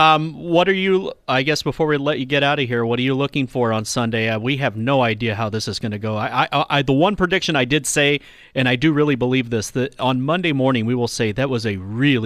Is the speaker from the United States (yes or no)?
yes; San Antonio, Texas, United States; I grew up in San Antonio.